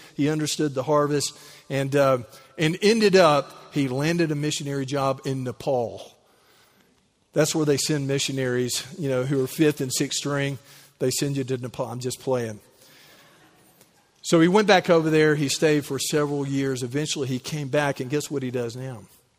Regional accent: United States; It's like, you know, I'm from Callaway County.

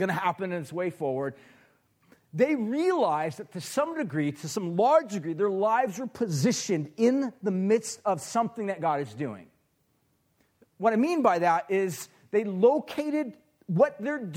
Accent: Huntington Beach, California, United States; I grew up in Huntington Beach. That's kind of where I'm from. Orange County is where I came from

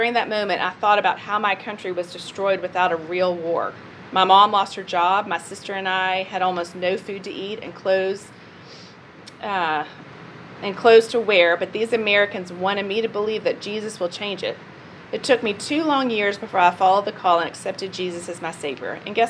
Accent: Siberia, Russia; born there; I was born in Siberia in the USSR. My great-grandfather moved to Siberia as a young boy with his father and brothers from Ukraine in the beginning of the 1900s when Ukraine was a part of Russia.

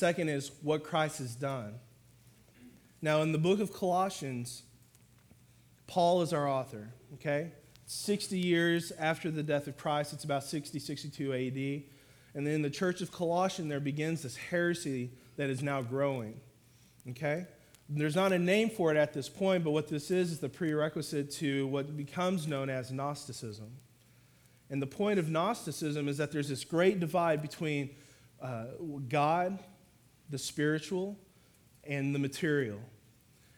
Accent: Oklahoma, United States; moved away as an adult; now in Fort Worth, United States; So I'm from Oklahoma, my wife and I, and we came down here to Fort Worth in 2007

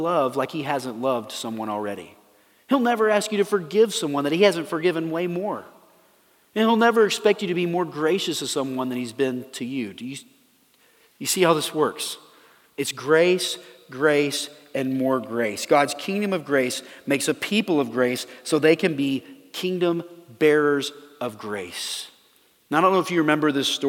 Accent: Dallas, Texas, United States; I grew up in Dallas

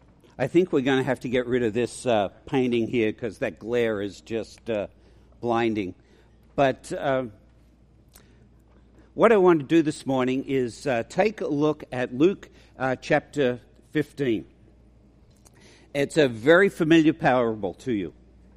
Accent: Australia; accent: mongrel accent; moved away as an adult; now in United States; It's a mongrel accent. I'm an Australian, but I've lived here for 40 years.

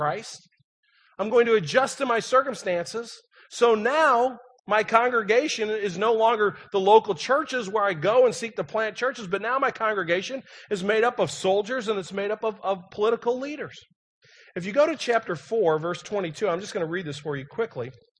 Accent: St. Louis, Missouri, United States; moved away; I was from St. Louis.

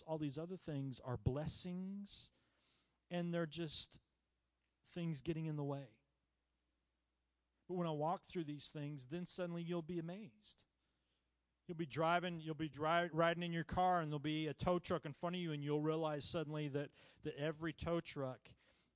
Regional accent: United States; I was born in the United States

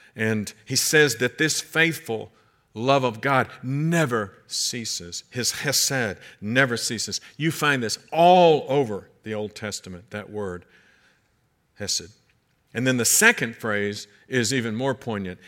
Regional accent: United States; also born or lived in Kentucky / Georgia; I'm from Kentucky and Georgia

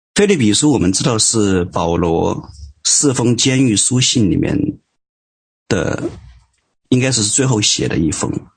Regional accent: Hubei, China; 我们都是湖北人

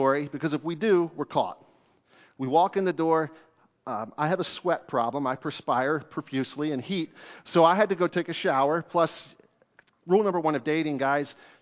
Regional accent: Fairfield, Pennsylvania, United States; I grew up in Fairfield, Pennsylvania

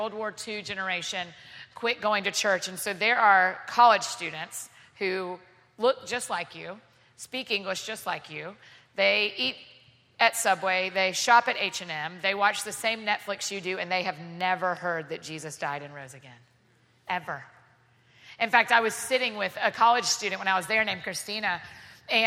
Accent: Atlanta, Georgia, United States; also born or lived in Edinburgh; now in Nashville, United States; I grew up in Atlanta, but I was living in Nashville

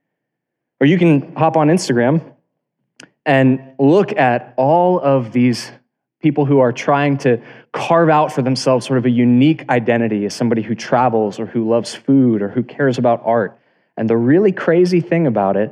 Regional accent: South Florida, United States; I was born in South Florida, and I live in the capital of the universe, which is Tampa, Florida

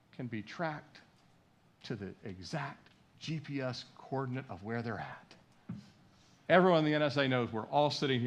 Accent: Washington, District of Columbia, United States; I grew up in the Washington, D.C. Beltway area.

